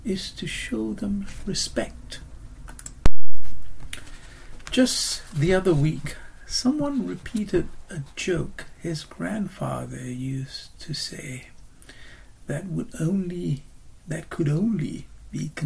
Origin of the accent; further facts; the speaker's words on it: Singapore; moved away as an adult; now in United Kingdom; my growing up in Singapore and, of course, the last 35 years living in the UK.